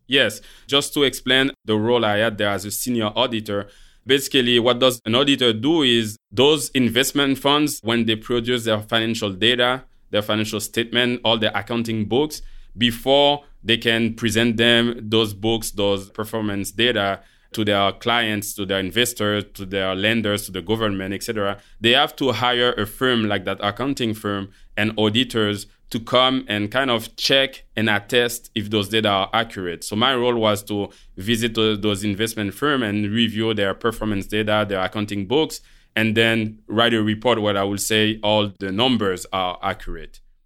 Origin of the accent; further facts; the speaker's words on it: Haiti; moved away; also born or lived in Montreal, Canada; I was born in Montreal from Haitian parents. So when I was four, my parents, they chose to leave Canada to go back to Haiti